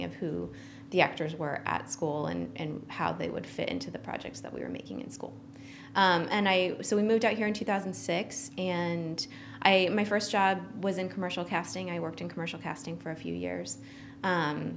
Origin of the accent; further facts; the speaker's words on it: Ohio, United States; moved away as an adult; I'm originally from Ohio, and I went to Ohio University